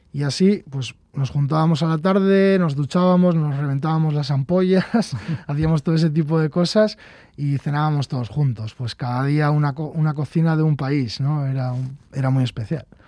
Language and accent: Spanish; Urduliz, Basque Country, Spain; mi pueblo Urduliz, un pueblo de 3.000 habitantes